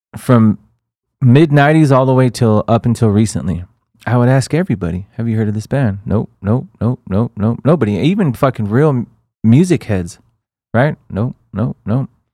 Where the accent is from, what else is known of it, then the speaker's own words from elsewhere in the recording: El Paso, Texas, United States; we're from El Paso, Texas